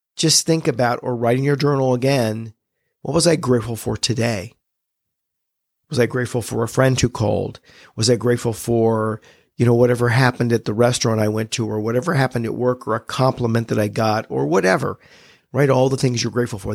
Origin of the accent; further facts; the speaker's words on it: United States; I was born in America.